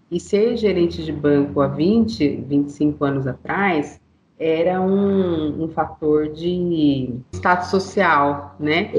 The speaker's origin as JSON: {"language": "Portuguese", "region": "São Paulo", "country": "Brazil", "also_born_or_lived": "Salvador", "moved": "as an adult", "lives_now": "Sorocaba, Brazil", "said": "porque eu sou daqui de São Paulo, me mudei para Salvador"}